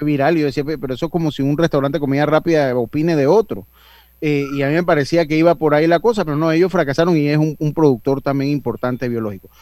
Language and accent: Spanish; Panama; como buen panameño